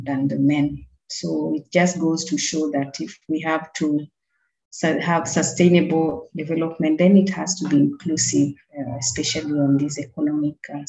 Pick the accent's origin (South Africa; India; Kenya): Kenya; Busia, Busia County; I'm a Kenyan, as you know, born and married in Busia